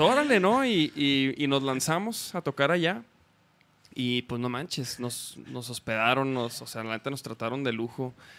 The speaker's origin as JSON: {"language": "Spanish", "region": "Chihuahua", "country": "Mexico", "moved": "yes", "lives_now": "Guadalajara, Mexico", "said": "Yo soy de Chihuahua."}